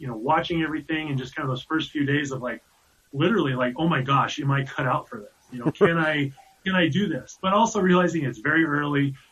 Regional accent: Keenesburg, Colorado, United States; I was born and raised in Keensburg, Colorado

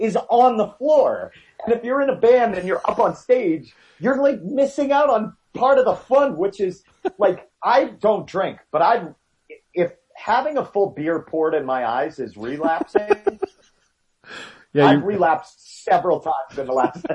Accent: Maine, United States; now in Denver, United States; Growing up in Maine, like I grew up in a really, really little rural area

